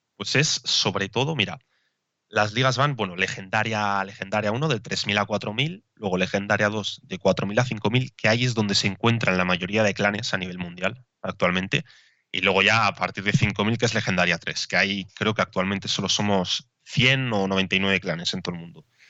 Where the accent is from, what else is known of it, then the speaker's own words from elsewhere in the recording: Basque Country, Spain; yo soy de, bueno, de País Vasco